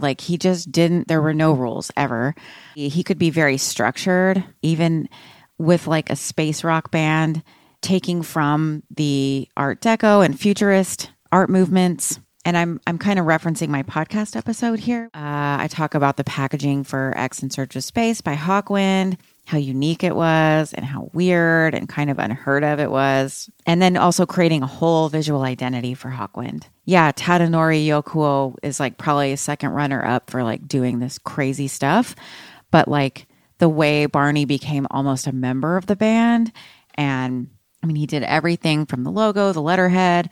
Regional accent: Austin, Texas, United States; I'm from Austin

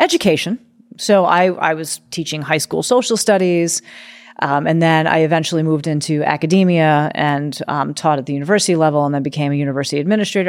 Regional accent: New York City, New York, United States; moved away as an adult; also born or lived in Oregon; I grew up on the East Coast in New York City where it's go, go, go, go, go

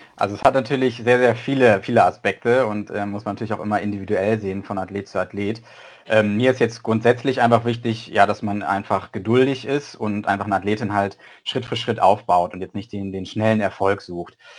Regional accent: Schleswig-Holstein, Germany; moved away as an adult; also ich komme eigentlich aus Schleswig-Holstein

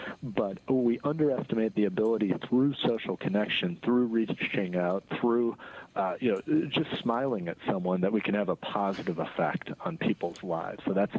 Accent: Minneapolis, Minnesota, United States; Yeah, well, not just from Chicago, I'm from Minneapolis, actually.

